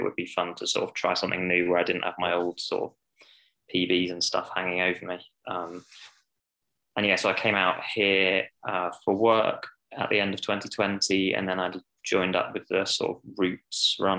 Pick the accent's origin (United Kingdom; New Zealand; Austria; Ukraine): United Kingdom; Scotland; now in United States; it was fun to be standing on the start line announced as a Scot and have the whole of Hampton Park.